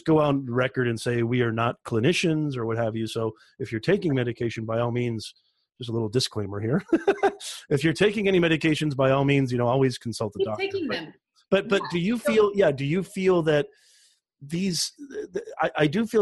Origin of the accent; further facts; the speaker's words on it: Indiana, United States; now in California, United States; I grew up in Indiana